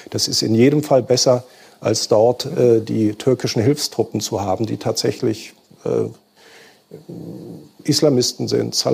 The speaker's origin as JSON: {"language": "German", "country": "Syria", "second_language": "German", "said": "Wir sind Syrer. Wir haben unter diesem Regime gelebt und gelitten."}